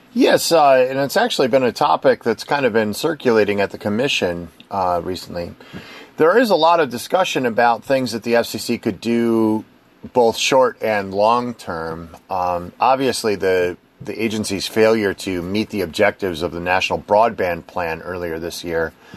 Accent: Wisconsin, United States; moved away; I'm from Wisconsin originally

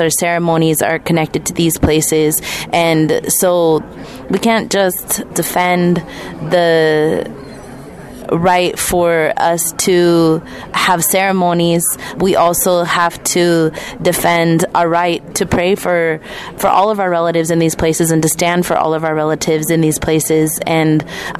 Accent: Northern California, United States; I come from the Mishwa Onatsa Tis people, and I'm here as a representative from Northern California tribes

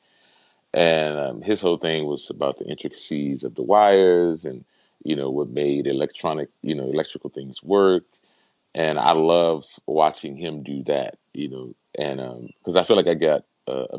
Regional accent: Houston, Texas, United States; now in Pennsylvania, United States; I'm originally from Houston, Texas.

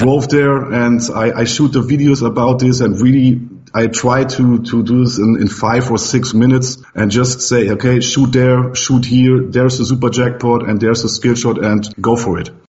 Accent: Germany

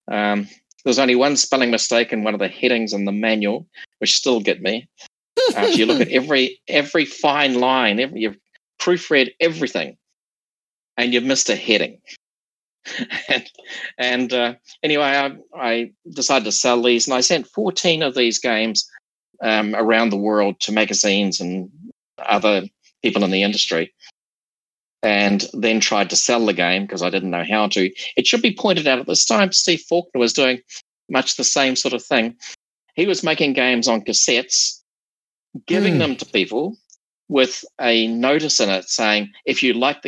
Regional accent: New Zealand; moved away as an adult; now in Sydney, Australia; I came from New Zealand

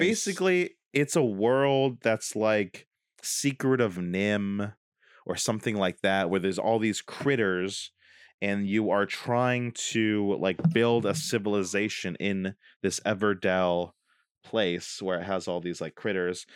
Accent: Dunkirk, New York, United States; moved away; we could move to Dunkirk, my hometown

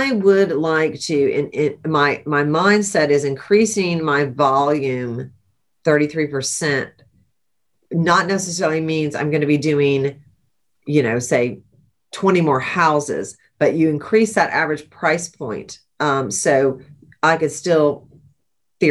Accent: Charleston, South Carolina, United States; I'm from Charleston

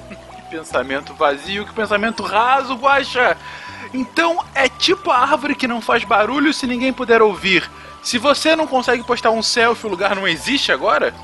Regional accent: Brazil; somos brasileiros

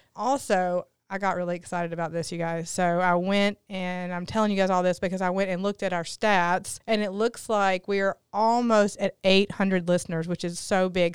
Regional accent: Newport, Tennessee, United States; from Newport, Tennessee, so I'm from a tiny little town, too.

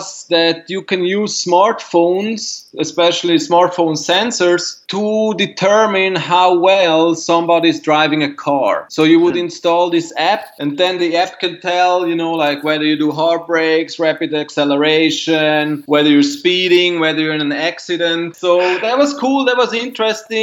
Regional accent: Zurich, Switzerland; moved away as an adult; now in New York, United States; I grew up in Zurich, Switzerland

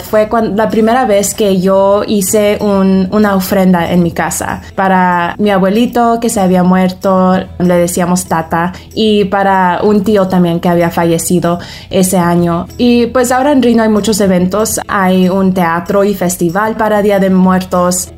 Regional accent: Reno, Nevada, United States; now in Elko, United States; yo nací en Reno y viví ahí toda mi vida hasta recientemente que me vine para acá, Elko.

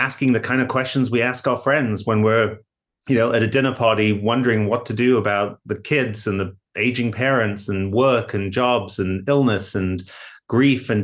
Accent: Hull, Yorkshire and the Humber, United Kingdom; moved away as an adult; now in Massachusetts, United States; I grew up in Hull in England and came to the US for grad school

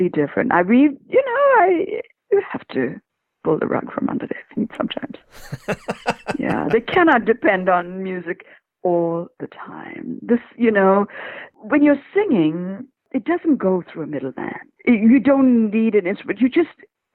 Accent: India; I'm from India

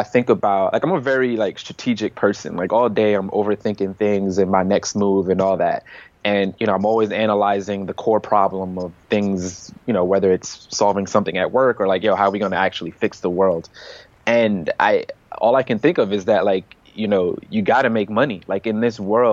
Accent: United States; we as American citizens

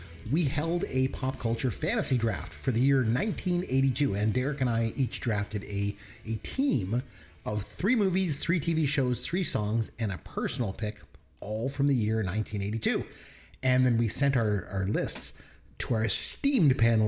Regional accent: Canada; I'm Canadian

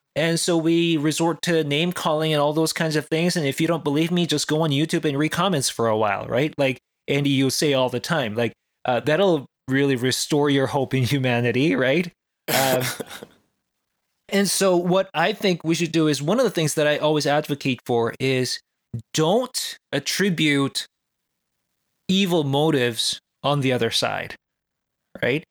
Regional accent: South Korea; moved away; I grew up in South Korea

